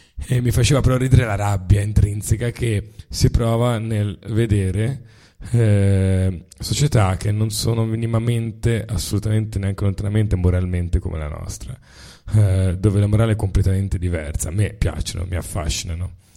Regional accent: Tuscany, Italy; siamo toscani

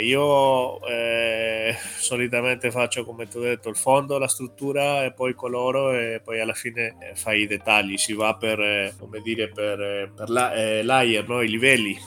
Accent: Chile; now in Italy; Vengo dal Cile

